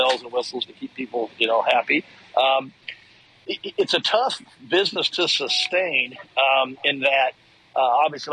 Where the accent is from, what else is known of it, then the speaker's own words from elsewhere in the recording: Texas, United States; Got to the local pro level growing up in Texas